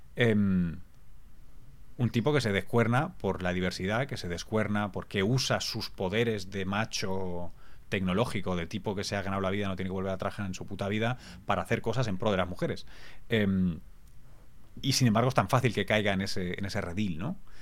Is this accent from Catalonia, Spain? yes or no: yes; Barcelona, Catalonia, Spain; Yo soy de Barcelona, soy catalán